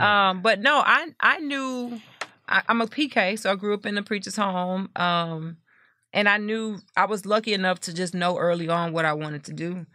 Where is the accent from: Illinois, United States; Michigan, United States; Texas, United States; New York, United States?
Texas, United States; Lake Jackson; moved away as an adult; now in Houston, United States; I am from Lake Jackson, Texas